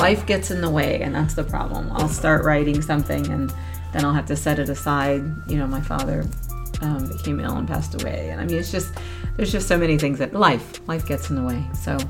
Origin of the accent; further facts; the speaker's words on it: Florida, United States; I born and raised in Florida, I've never traveled, never been anywhere